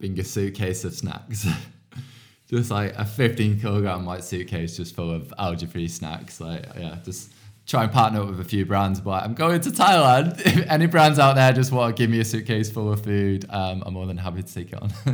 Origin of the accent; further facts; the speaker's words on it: outskirts of Manchester, North West England, United Kingdom; now in London, United Kingdom; I come from, like, a small town on, like, the outskirts of Manchester.